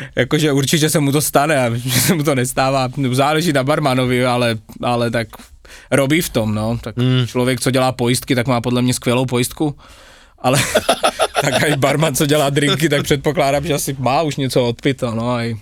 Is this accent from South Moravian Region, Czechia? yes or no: yes; Brno, South Moravian Region, Czechia; moved away as an adult; now in Bratislava, Slovakia; Asi 30 km od Brna z také malé vesničky, ale taková moje domovina je Brno